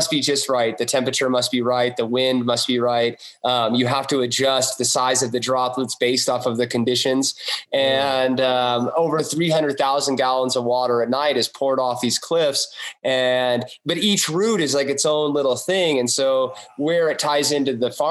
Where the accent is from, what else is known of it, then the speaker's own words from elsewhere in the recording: Ouray, Colorado, United States; I grew up here in Array